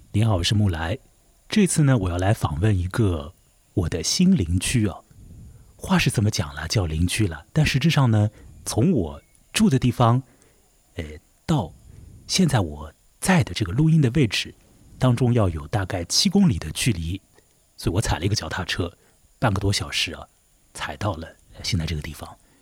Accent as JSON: {"language": "Chinese", "area": "Chongming Island", "region": "Shanghai", "country": "China", "tie": "born or raised there", "said": "我虽然是土生土长的崇明岛人"}